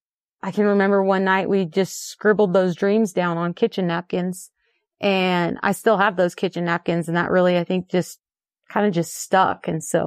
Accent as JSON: {"language": "English", "town": "Chico", "region": "California", "country": "United States", "tie": "born or raised there", "also_born_or_lived": "San Francisco", "said": "So, I was born in San Francisco, and then we moved to Chico when I was 8."}